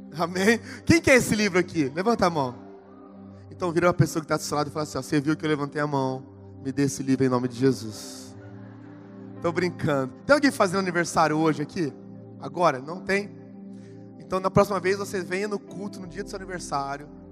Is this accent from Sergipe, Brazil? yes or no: no; Ribeirão Preto, São Paulo, Brazil; Sou lá de Ribeirão Preto, São Paulo